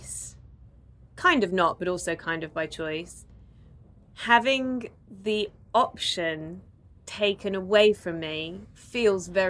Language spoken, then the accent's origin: English; United Kingdom; now in Melbourne, Australia; we are both British, as you can tell by our voices, we are in Melbourne